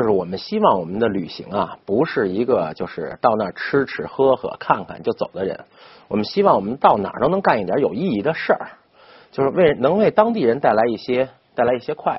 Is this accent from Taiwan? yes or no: no; China; 这个这对于我们中国人来说小 case 呀， 不就是光线的问题吗？